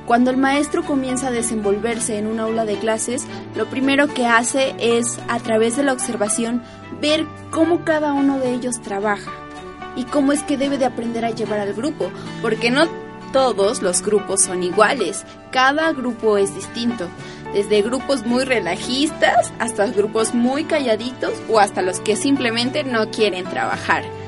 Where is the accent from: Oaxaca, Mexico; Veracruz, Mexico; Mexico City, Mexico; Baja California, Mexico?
Oaxaca, Mexico; Huatulco; now in Puebla, Mexico; yo vengo de Huatulco